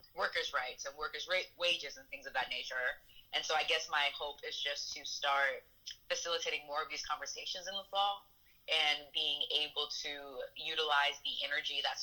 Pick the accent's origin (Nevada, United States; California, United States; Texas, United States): California, United States; Barstow; now in Athens, United States; I am originally from Barstow, California, and I am a student at the University of Georgia